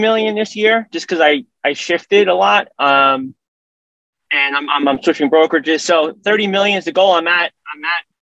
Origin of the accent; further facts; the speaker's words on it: New York City, New York, United States; So I'm originally from Brooklyn in New York City.